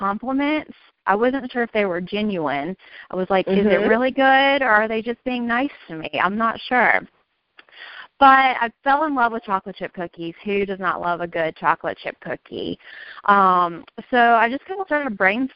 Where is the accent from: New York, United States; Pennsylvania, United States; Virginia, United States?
Virginia, United States; now in Raleigh, United States; I'm from Virginia. I live in Raleigh now, but originally a Virginia girl